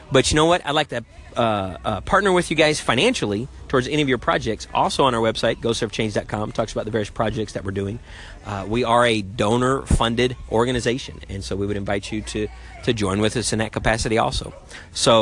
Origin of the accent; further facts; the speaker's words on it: United States; I'm an American in my body